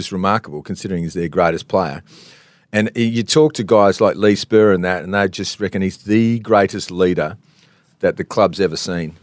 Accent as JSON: {"language": "English", "town": "Canberra", "region": "Australian Capital Territory", "country": "Australia", "moved": "yes", "said": "I was from Canberra"}